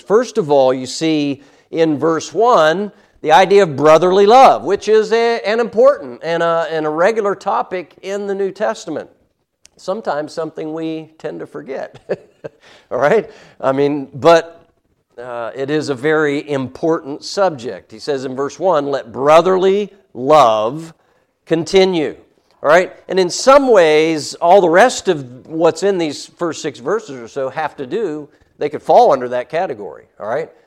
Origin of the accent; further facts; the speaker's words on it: United States; as American Christians